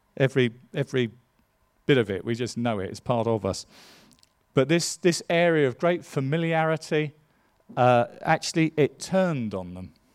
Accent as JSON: {"language": "English", "region": "England", "country": "United Kingdom", "said": "I'm an Englishman"}